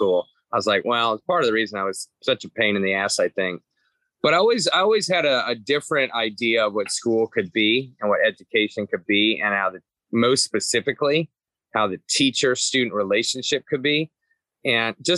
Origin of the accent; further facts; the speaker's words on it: Atlanta, Georgia, United States; now in Cincinnati, United States; I was from Atlanta. There were two Catholic high schools in Atlanta, which is much larger here. There was the archdiocesan one and the private one. I went to the private one